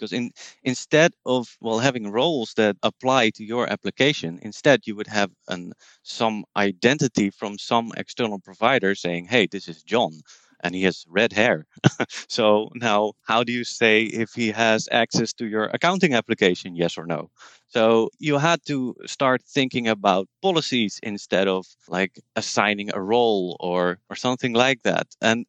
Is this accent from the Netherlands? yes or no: yes; Netherlands; English is a second language; I'm from the Netherlands. I live in Utrecht